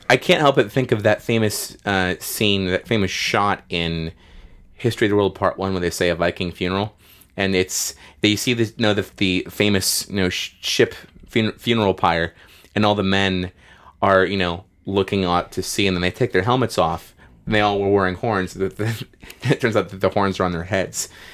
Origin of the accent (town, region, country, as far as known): United States